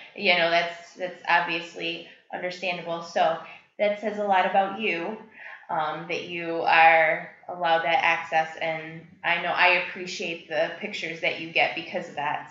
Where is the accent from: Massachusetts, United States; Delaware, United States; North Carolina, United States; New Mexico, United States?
North Carolina, United States; I was born and raised in North Carolina